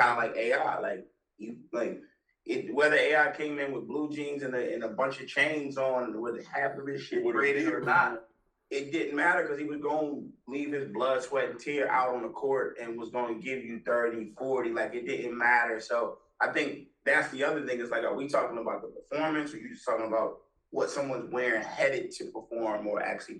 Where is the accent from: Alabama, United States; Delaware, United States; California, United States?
Delaware, United States; growing up in Delaware, which is like 20 minutes from Philadelphia